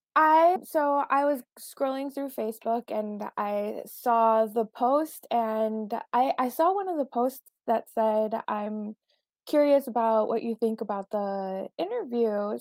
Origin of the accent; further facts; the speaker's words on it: Chicago, Illinois, United States; moved away as an adult; now in Paris, France; I'm from Chicago, I'm Mexican American, and I've been living in Paris for about two years now